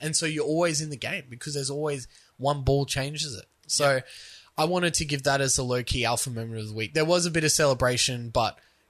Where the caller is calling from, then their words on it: Cleveland, Ohio, United States; I'm calling from Cleveland.